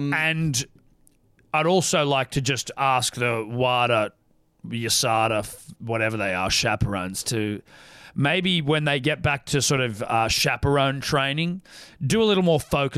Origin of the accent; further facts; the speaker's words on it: Stanthorpe, Queensland, Australia; Both Jim and I are members of the Apple Farmers Union, born and bred in Stanthorpe, coldest town in Queensland